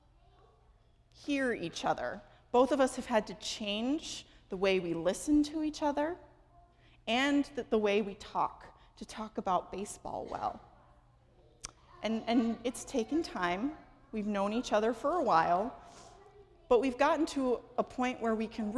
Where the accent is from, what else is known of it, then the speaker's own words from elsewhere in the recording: Los Angeles, California, United States; moved away; I am from Los Angeles.